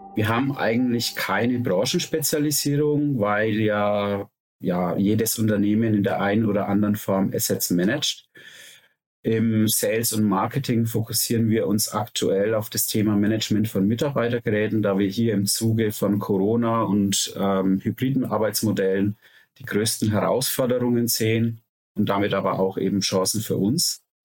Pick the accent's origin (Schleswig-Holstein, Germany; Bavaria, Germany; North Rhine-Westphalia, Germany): Bavaria, Germany; Nuremberg; Wir kommen alle aus Nürnberg